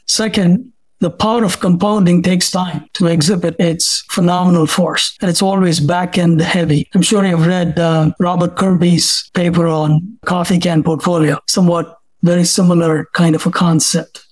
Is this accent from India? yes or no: yes; India; moved away as an adult; now in United States; I'm originally from India. I came here as a student